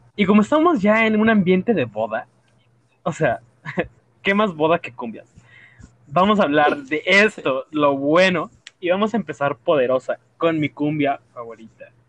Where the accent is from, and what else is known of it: Mexico